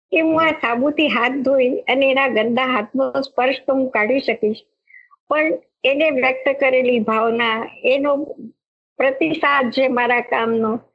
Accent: Mahuva, Gujarat, India; moved away as an adult; now in Mumbai, India; મારું ગામ ગુજરાતનું ભાવનગર જિલ્લાનું મહુવા

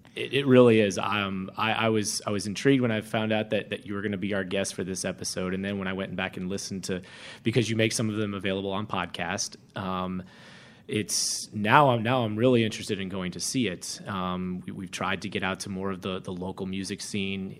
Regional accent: Florida, United States; moved away; being from Florida

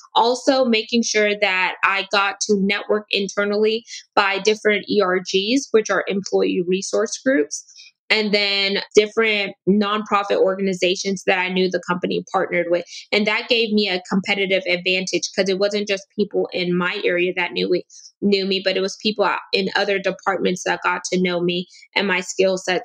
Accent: United States; I'm also first generation American, meaning my dad was South American and my mom is Caribbean

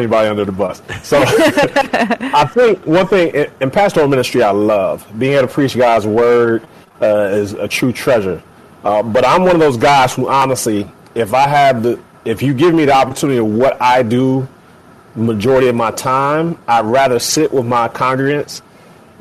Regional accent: Cincinnati, Ohio, United States; also born or lived in Atlanta, Georgia; now in Chicago, United States; I'm born and raised in the Buckeye State, so Cincinnati, Ohio boy. But have been in Chicago for 13 years now, by way of Atlanta, Georgia

